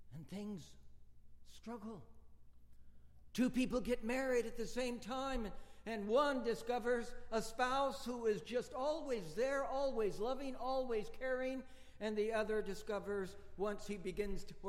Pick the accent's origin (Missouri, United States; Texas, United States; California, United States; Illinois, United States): California, United States; Bakersfield; moved away as an adult; back to my hometown of Bakersfield, California